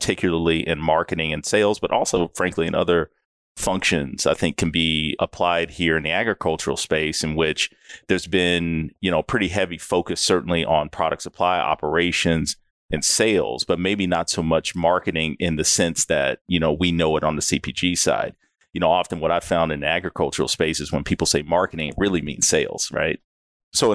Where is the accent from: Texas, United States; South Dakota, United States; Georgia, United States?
Texas, United States; also born or lived in Dallas; I've lived all over the U.S., but I'm originally from Texas, out in the country. Moved to Dallas somewhere around high school years, went to University of Texas.